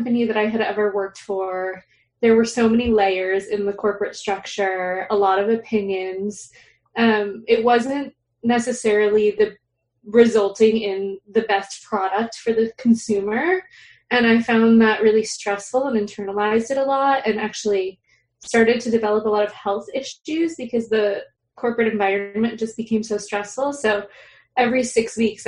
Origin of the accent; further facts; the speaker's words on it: South Florida, United States; moved away; I am originally from South Florida